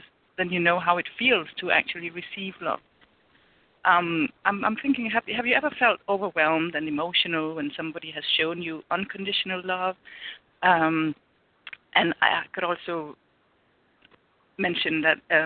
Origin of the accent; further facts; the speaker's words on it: Denmark; moved away as an adult; I'm from Denmark, and I live here now